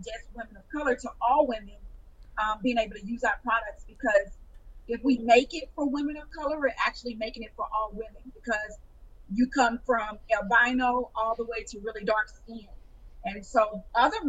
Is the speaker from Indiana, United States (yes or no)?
no; Houston, Texas, United States; a makeup boutique in Houston, my hometown.